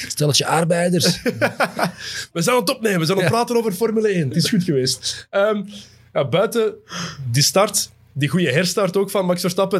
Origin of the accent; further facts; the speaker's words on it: Belgium; Als Belg